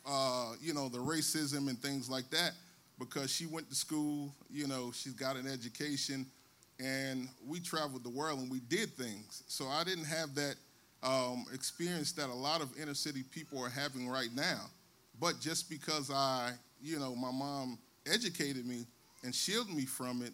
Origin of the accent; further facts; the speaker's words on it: Newark, New Jersey, United States; I grew up in Newark, New Jersey